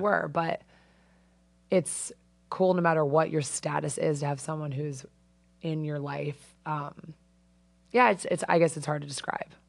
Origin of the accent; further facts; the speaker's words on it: Avon, Connecticut, United States; moved away as an adult; also born or lived in Bay Area, California; I'm from Avon.